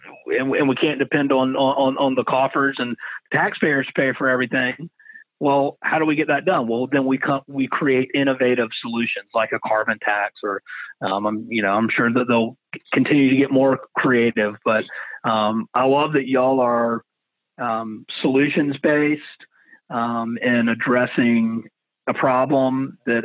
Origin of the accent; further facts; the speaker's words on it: Savannah, Georgia, United States; Me and some friends from that I grew up with in Savannah